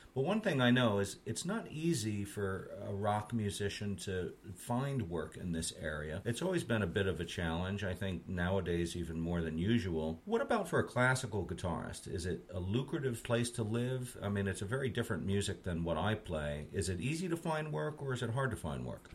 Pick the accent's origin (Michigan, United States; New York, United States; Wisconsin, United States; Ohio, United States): New York, United States; Red Hook; I grew up in Red Hook myself, and it's a nice little town